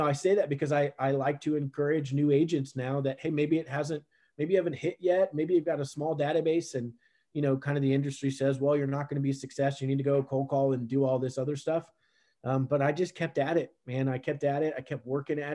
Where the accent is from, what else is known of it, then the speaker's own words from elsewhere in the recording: Richmond, Virginia, United States; I grew up in Richmond, Virginia, the capital of Virginia